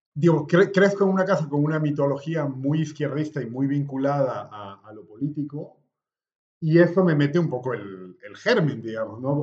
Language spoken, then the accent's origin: Spanish; La Paz, Bolivia; moved away as an adult; also born or lived in Caracas, Venezuela; now in Madrid, Spain; Bueno, pues soy boliviano, tengo 41 años, que cumplí en octubre del año pasado. Estoy viviendo en Madrid. Eh, digo, Madrid es como mi segunda ciudad después de La Paz.